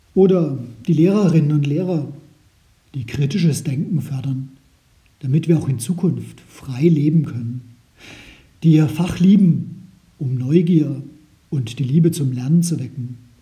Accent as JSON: {"language": "German", "country": "Germany", "said": "bei uns in Deutschland"}